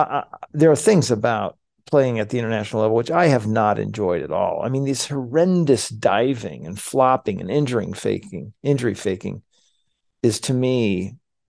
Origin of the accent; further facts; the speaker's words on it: United States; as an American